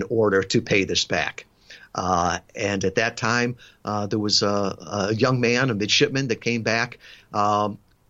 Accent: suburb of Chicago, the Midwest, Illinois, United States; moved away as an adult; I was born in the Midwest, suburb of Chicago. I had never been more than 100 miles from my hometown

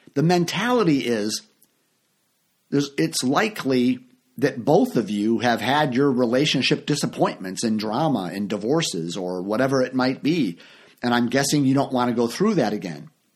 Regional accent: United States; I grew up in the Uni-, United States

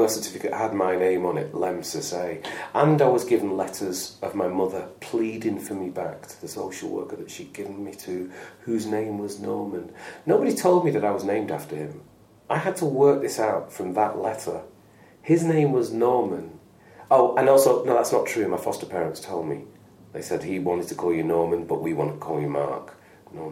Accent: Lancashire, North West England, United Kingdom; also born or lived in Manchester; It is where I'm from

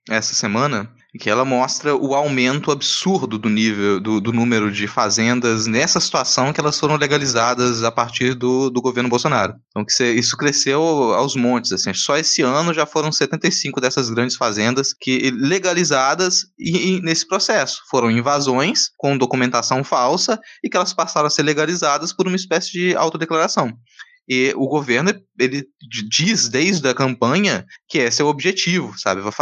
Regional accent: Minas Gerais, Brazil; ela é de Minas, também sou de Minas, né?

